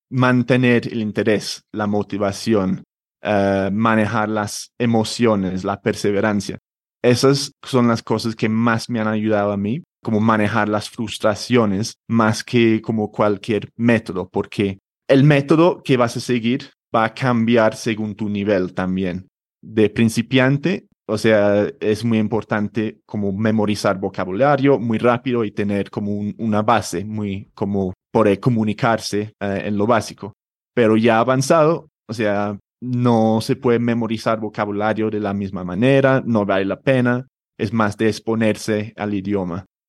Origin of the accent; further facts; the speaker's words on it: London, United Kingdom; Spanish is a second language; moved away as an adult; also born or lived in a small town in England / Spain; now in Bogotá, Colombia; nací en Londres hace treinta y pico años, no voy a decir el número exacto. y sí, me crecí o crecí en Londres. Ah, con ocho o nueve años me mudé a otra ciudad o un pueblito en, Inglaterra